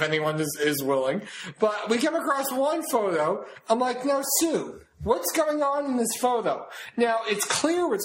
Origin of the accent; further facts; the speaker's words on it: town reached through Revere, Massachusetts, United States; moved away; And then there's my hometown, all right? You get to my hometown by driving through Revere.